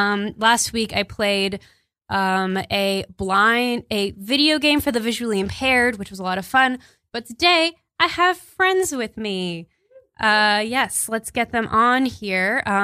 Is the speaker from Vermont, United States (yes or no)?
no; Texas, United States